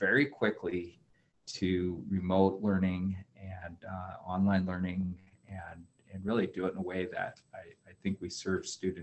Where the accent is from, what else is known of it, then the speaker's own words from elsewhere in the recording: Coeur d'Alene, Idaho, United States; moved away as an adult; also born or lived in Western Washington / Montana; now in Missoula, United States; I grew up over in Coeur d'Alene